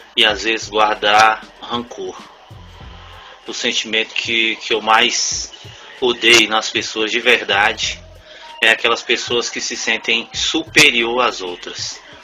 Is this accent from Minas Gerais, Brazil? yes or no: yes; Unaí, Minas Gerais, Brazil; now in São Sebastião, Brazil; nasci em Unaí, Minas Gerais